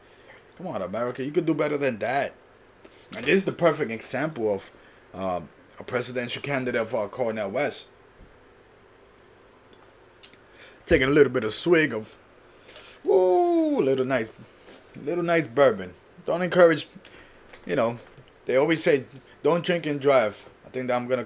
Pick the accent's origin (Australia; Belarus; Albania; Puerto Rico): Puerto Rico; I was born in Puerto Rico